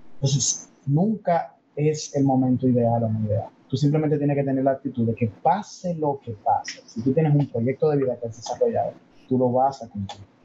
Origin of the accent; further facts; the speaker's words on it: Dominican Republic; soy dominicano y tengo más influencia de Estados Unidos que de Corea